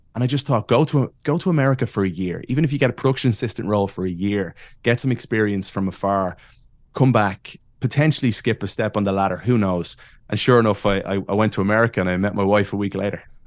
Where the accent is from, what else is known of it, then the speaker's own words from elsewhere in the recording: Ireland; moved away as an adult; I am from Ireland and met a Chicago girl